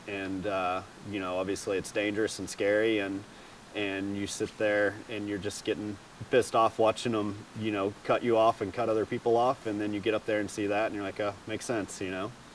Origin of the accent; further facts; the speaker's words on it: Greenville, Texas, United States; I'm from Greenville, Texas